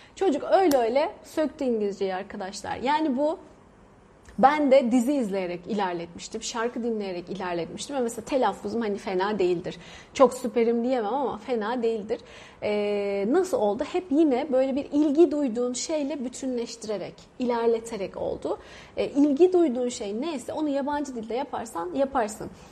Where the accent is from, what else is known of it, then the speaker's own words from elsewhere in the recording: Turkey; moved away as an adult; now in India; Biz de Türk böyle R'leri vura vura konuşuyoruz